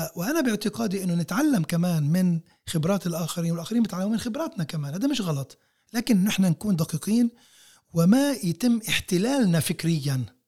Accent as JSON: {"language": "Arabic", "country": "Palestine", "said": "احنا كفلسطينيين موجودين هون على هاي الارض بشكل متواصل منذ آلاف السنين"}